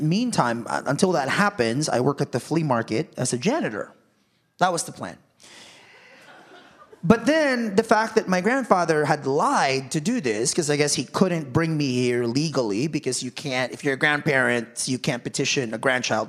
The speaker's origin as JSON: {"language": "English", "country": "Philippines"}